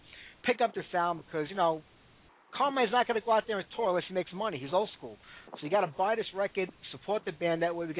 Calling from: Brooklyn, New York, United States; accent: Brooklyn; From your old neighborhood, Brooklyn, New York.

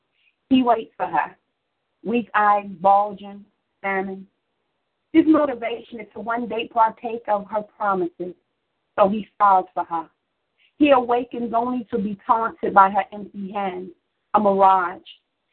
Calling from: Chicago, Illinois, United States; I'm calling from Chicago, Illinois, Southeast Side.

